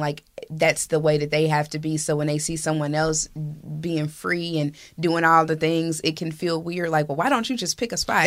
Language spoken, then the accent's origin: English; Indianapolis, Indiana, United States; I was born and raised in Hallville and three generations deep in that neighborhood